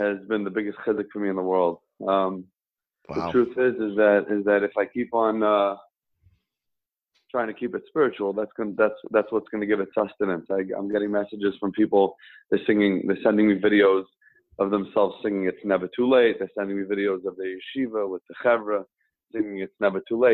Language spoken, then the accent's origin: English; New York City, New York, United States; I grew up in Kew Gardens Hills